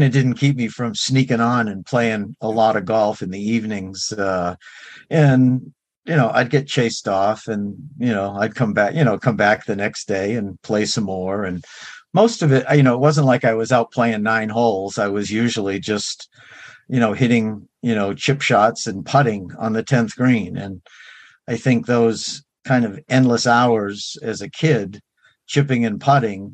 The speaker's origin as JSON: {"language": "English", "town": "Salem", "region": "Massachusetts", "country": "United States", "tie": "born or raised there", "moved": "yes", "said": "born and raised in Salem, Massachusetts"}